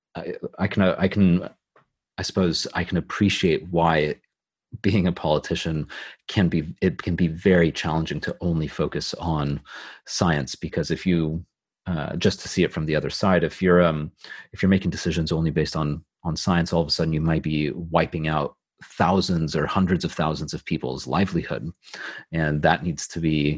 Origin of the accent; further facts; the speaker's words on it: California, United States; also born or lived in Los Angeles / San Francisco Bay Area; now in United Kingdom; I'm from California. I've lived both in Los Angeles and uh, the Bay Area near San Francisco